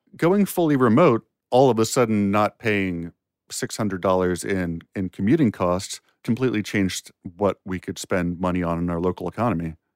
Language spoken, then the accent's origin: English; area near George Mason University, Virginia, United States; George Mason University, and that's the local, the closest university to my hometown